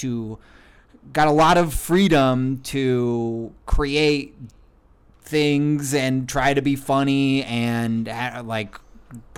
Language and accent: English; Brier, Washington, United States; moved away as an adult; also born or lived in Mountlake Terrace / Seattle; I grew up in Briar.